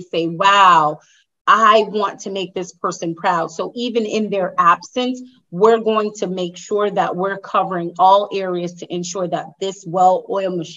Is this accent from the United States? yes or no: yes; New York, United States; moved away as an adult; now in Danbury, United States; I'm in Connecticut. I actually just moved to Danbury, Connecticut about 2.5 years ago. So I'm from New York